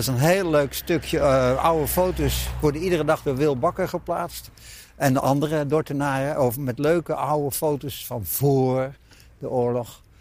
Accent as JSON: {"language": "Dutch", "town": "Dordrecht", "region": "South Holland", "country": "Netherlands", "tie": "born or raised there", "also_born_or_lived": "Hoogkarspel / Naaldwijk / Amsterdam", "said": "zijn we hier komen wonen in het Oranjepark, in het huis hier op de hoek"}